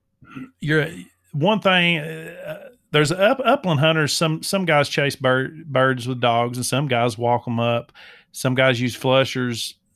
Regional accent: the South, United States; I'm being from the South, I'm a covey hunter

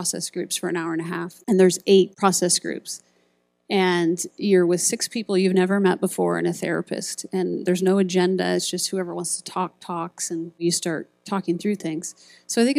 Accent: Iowa, United States; I grew up in Iowa

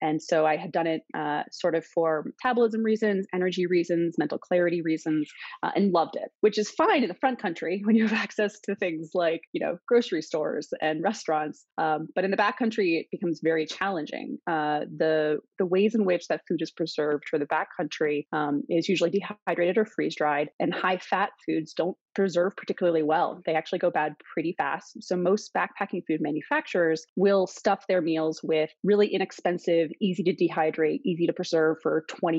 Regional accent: East Coast, United States; also born or lived in Virginia / Pennsylvania; I was born and raised on the East Coast, from Virginia to Pennsylvania, back and forth a couple times.

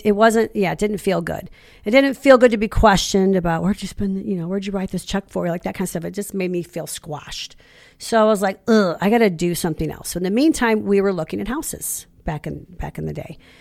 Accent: Ferguson, Missouri, United States; I was born in, in Ferguson, raised in Ferguson, but I, even though I'm a born and raised Saint Louis girl

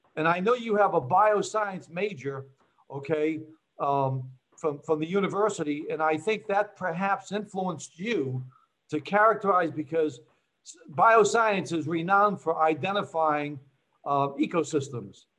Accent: Boston, Massachusetts, United States; moved away as an adult; also born or lived in New Jersey; I'm from Boston

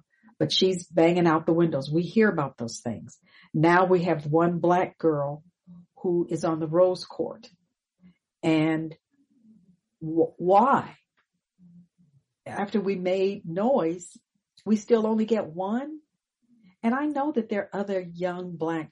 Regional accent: Pasadena, California, United States; moved away; we grew up in Pasadena

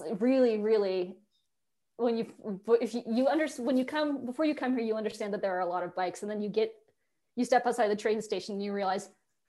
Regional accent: Colorado, United States; moved away as an adult; now in Netherlands; because again, I'm from Colorado. I grew up having the mountains right next to me.

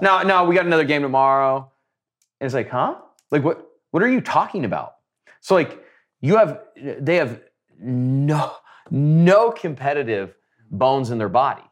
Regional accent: Nebraska, United States; I'm some nobody from Nebraska

